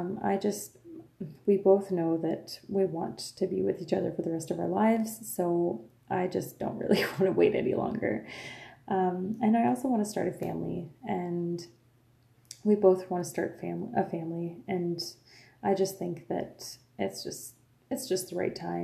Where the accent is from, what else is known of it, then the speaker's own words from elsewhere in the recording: Lafontaine, Ontario, Canada; first language French; English is a second language; I was born and raised, like I said, in a little French community called La Fontaine. I am French Canadian. My first language is French